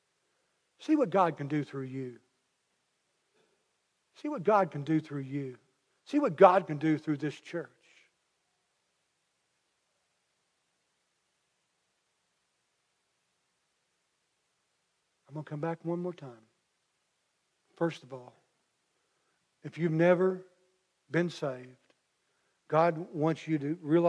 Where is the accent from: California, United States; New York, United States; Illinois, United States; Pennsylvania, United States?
Illinois, United States; McLeansboro; I'm from McLeansboro